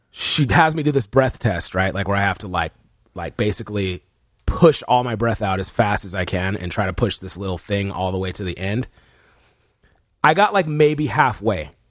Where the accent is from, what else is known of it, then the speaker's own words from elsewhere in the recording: Texas, United States; I'm from Texas.